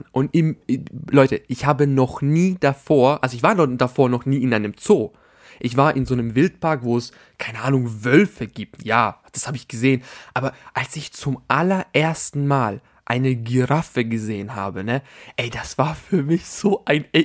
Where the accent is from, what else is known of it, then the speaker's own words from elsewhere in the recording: Albania; Weil das ist ein Albaner, ich bin Albaner. Punkt. Das war mein Magic Moment. Da, da konnte ich einfach mal Albaniens representen, meine Damen und Herren.